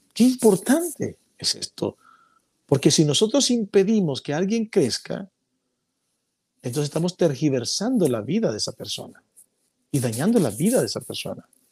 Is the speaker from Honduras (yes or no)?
yes; Honduras; las cuevas que hay en mi país